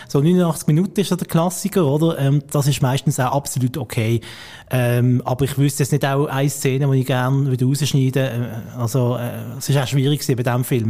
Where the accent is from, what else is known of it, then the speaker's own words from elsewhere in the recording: Basel, Basel-Stadt, Switzerland; als Basler